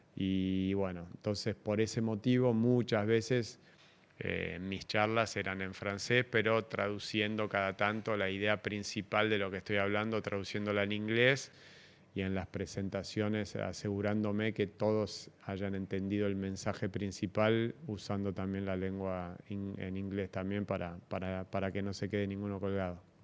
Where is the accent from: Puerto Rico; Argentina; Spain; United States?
Argentina; soy argentino, nací acá